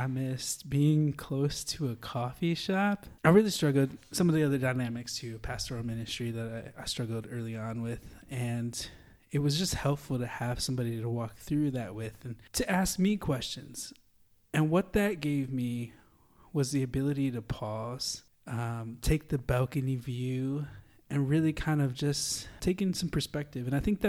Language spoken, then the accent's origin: English; Holland, Michigan, United States; I was moving from Holland, Michigan, which is, if you've been to Holland, it's a little bit more, you know, it has a city feel, but not really at all.